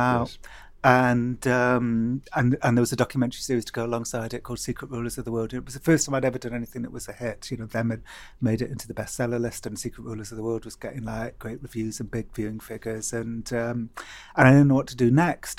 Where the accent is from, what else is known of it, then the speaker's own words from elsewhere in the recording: Cardiff, Wales, United Kingdom; I remember growing up in Cardiff